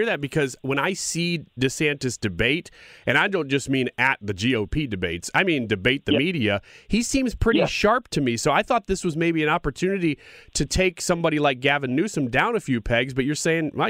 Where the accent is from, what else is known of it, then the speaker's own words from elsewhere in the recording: Downstate Illinois, United States; I'm from Illinois, so I still live in Illinois. Downstate, of course